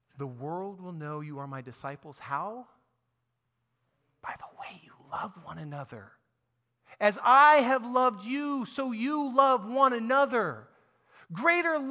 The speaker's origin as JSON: {"language": "English", "country": "United States", "said": "I'm an American in the 21st century"}